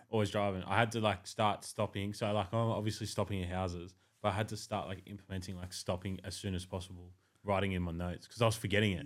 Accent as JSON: {"language": "English", "area": "Blue Mountains", "region": "New South Wales", "country": "Australia", "said": "I'm from the Blue Mountains"}